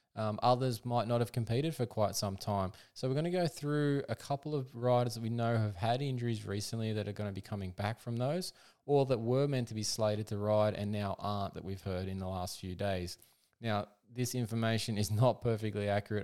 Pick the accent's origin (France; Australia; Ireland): Australia; being an Australian